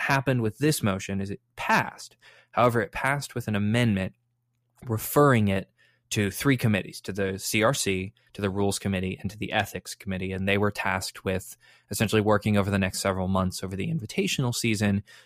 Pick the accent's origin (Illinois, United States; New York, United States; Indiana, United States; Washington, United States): Illinois, United States; Chicago; I was born in Chicago. My family's all from Chicago.